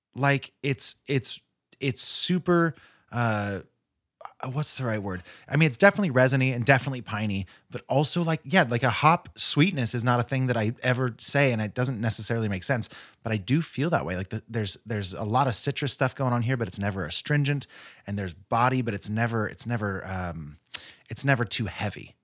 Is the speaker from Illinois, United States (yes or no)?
no; Modesto, California, United States; I grew up in Modesto, which is a stone's throw from Tracy